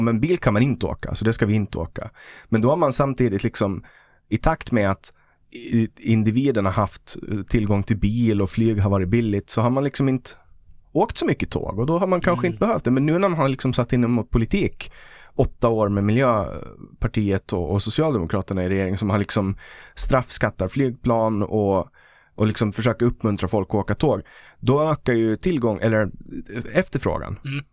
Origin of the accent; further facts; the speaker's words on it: Mariehamn, Åland, Åland Islands; moved away as an adult; also born or lived in Stockholm, Sweden / Kyiv, Ukraine; jag kommer ju från Åland och är finsk medborgare